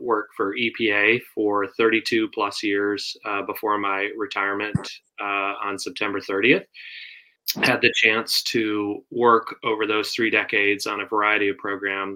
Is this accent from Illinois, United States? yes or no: yes; outside of Chicago, Illinois, United States; I grew up in the Midwest outside of Chicago